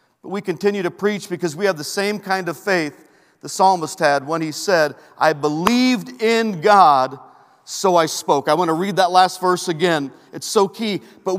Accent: Peru; born there; I was born in Peru

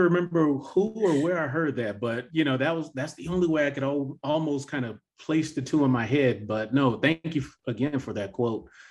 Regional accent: the South, United States; being born and raised in the South

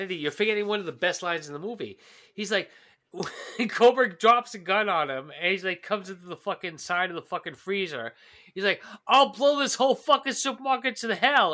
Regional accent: New York, United States; as a New Yorker

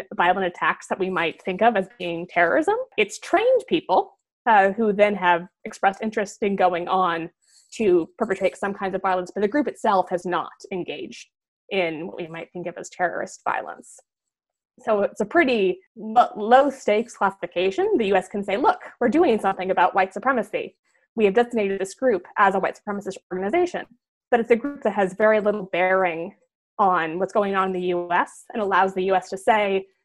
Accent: Nebraska, United States; moved away; I'm from Nebraska originally

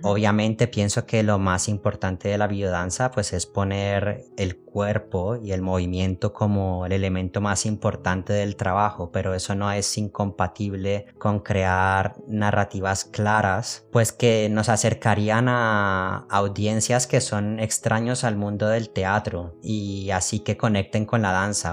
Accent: Cali, Valle del Cauca, Colombia; also born or lived in Madrid, Spain; now in Basel, Switzerland; yo vengo de Cali

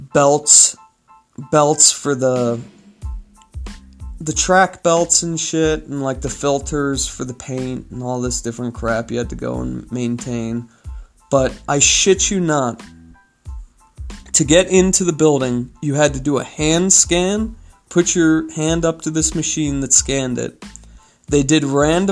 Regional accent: California, United States; moved away as an adult; now in Utah, United States; I'm from California

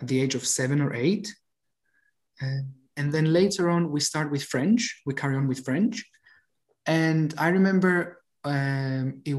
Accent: Cyprus; accent: Cypriot Greek; first language Cypriot Greek; English is a second language; my mother tongue is Greek, or I should say Cypriot Greek, because I live in Cyprus.

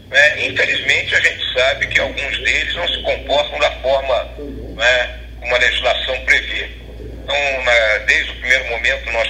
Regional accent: Bagé, Rio Grande do Sul, Brazil; also born or lived in Porto Alegre / Rio de Janeiro; now in Brasília, Brazil; Eu nasci em Porto Alegre, vivi ali em Porto Alegre até os seis anos de idade. Depois fui morar em Bagé, até ir morar no Rio de Janeiro, e posteriormente voltei a morar em Bagé.

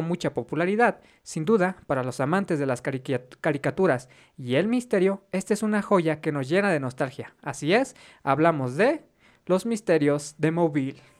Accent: Mexico; Como mexicanos

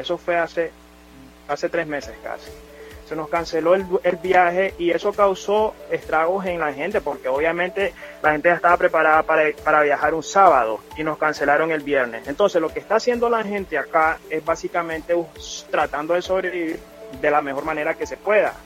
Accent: Nicaragua; moved away as an adult; now in Cayman Islands; el regreso a nuestra patria, que es un derecho constitucional que tenemos como nicaragüenses

